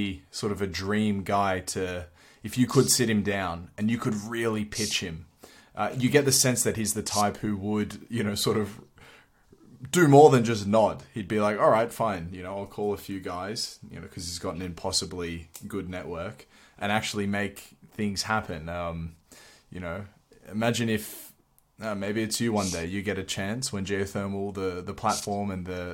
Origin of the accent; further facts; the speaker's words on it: Australia; moved away; I'm an adopted European since I'm from Australia.